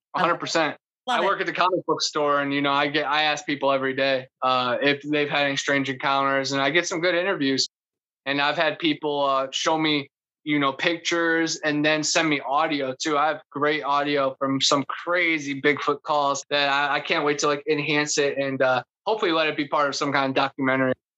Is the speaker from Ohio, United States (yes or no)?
yes; Ohio, United States; moved away as an adult; also born or lived in Lakeland, Florida / West Virginia; I came from Ohio, land of the mounds, more than 10,000 mounds